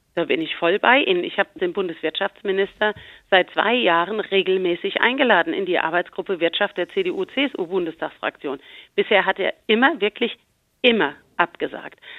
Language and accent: German; Rhineland-Palatinate, Germany; Bei uns in Rheinland-Pfalz